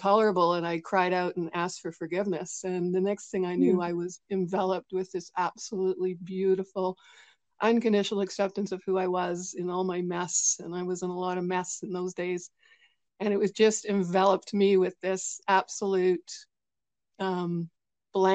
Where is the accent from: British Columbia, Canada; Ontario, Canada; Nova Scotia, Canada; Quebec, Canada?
British Columbia, Canada; I'm actually from British Columbia, Canada.